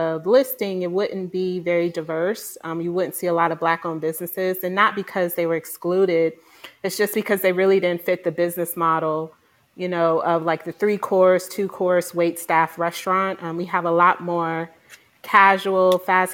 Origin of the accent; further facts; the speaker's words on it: Houston, Texas, United States; moved away as an adult; also born or lived in Florida / New York / New Jersey; I am originally from Houston